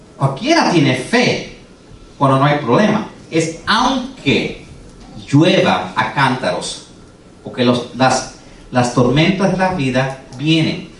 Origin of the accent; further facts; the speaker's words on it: United States; first language English; Spanish is a second language; Yo nací aquí, yo soy americano. Yo hablo inglés y tuve que aprender a leer el español.